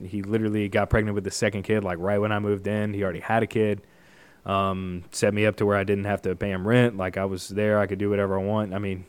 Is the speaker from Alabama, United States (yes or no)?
no; Murfreesboro, Tennessee, United States; born or raised there; moved away as an adult; also born or lived in Kentucky